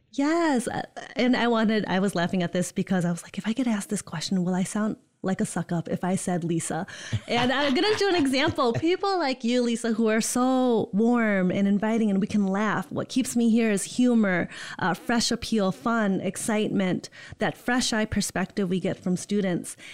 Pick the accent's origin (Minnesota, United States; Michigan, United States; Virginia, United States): Michigan, United States; Holland; also born or lived in East Lansing, Michigan / West Lafayette, Indiana; born and raised in Holland, Michigan.